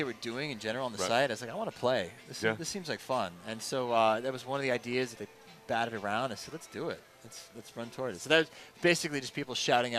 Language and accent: English; Waterbury, Connecticut, United States; I was born in Waterbury.